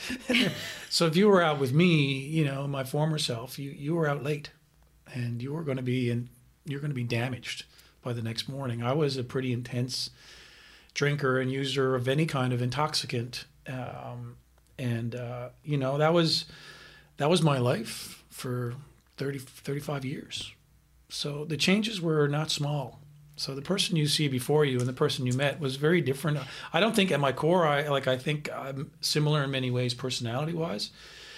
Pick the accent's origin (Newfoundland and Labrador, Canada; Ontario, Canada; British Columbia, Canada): Newfoundland and Labrador, Canada; Carbonear; I was born in Newfoundland, a little place called Carbonear, which is about 2 hours from St. John's, where I was eventually raised in the Catholic school system